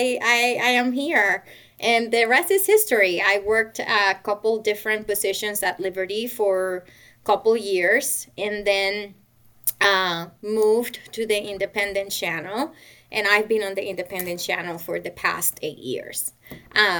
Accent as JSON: {"language": "English", "country": "Puerto Rico", "tie": "born or raised there", "moved": "as an adult", "said": "I was raised and born in Puerto Rico"}